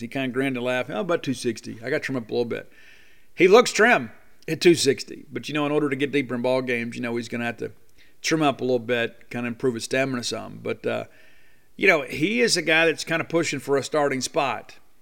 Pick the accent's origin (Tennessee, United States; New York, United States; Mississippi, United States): Mississippi, United States; Columbia; also born or lived in Baton Rouge, Louisiana / Starkville, Mississippi; growing up in Columbia, Mississippi.